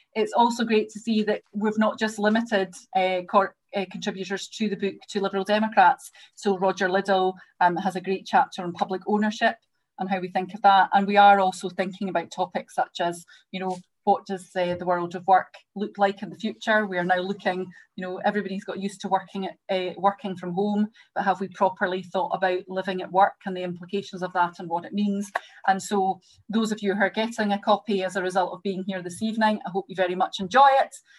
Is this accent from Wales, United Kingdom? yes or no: no; Greenock, Scotland, United Kingdom; David and I have things in common in that we're both from Greenock